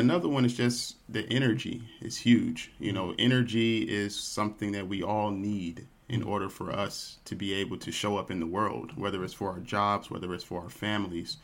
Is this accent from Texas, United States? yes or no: yes; Dallas, Texas, United States; I grew up here in Dallas, Texas